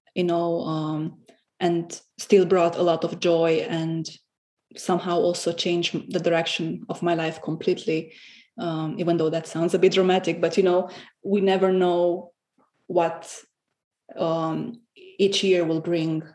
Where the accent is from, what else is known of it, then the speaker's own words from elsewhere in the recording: Romania; English is a second language; moved away as an adult; also born or lived in Cluj-Napoca, Romania; now in Berlin, Germany; I moved from Romania to Berlin in 2015 for my studies